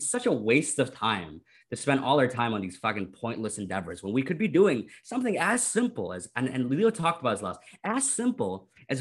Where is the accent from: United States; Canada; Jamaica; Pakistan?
Canada; I'm Canadian